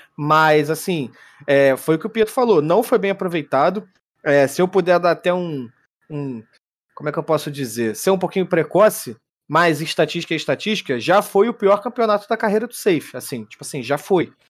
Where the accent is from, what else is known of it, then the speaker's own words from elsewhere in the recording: Brazil; eu sou brasileiro